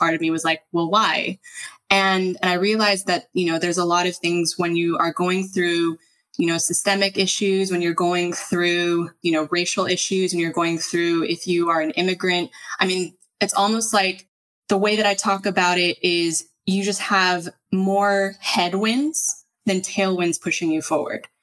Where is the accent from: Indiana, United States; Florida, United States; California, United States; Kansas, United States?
California, United States; Los Angeles; moved away as an adult; now in Spain; I grew up in one of the most diverse parts of the country